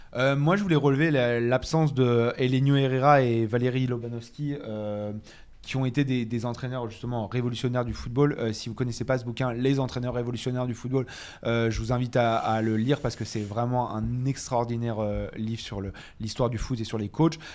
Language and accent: French; Paris, Île-de-France, France; je viens de Paris